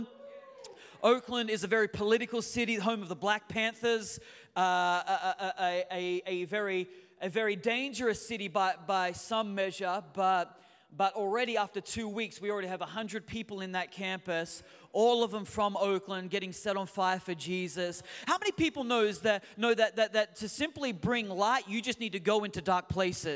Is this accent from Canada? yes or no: no; Australia; moved away as an adult; also born or lived in Newcastle, Australia; now in San Francisco Bay Area, United States; we are your U.S. cousins right now, even though we are Australian by birth. We do live in the United States.